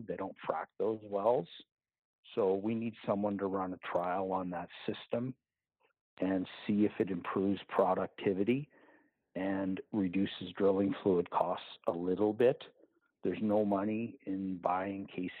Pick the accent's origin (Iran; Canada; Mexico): Canada; as a Canadian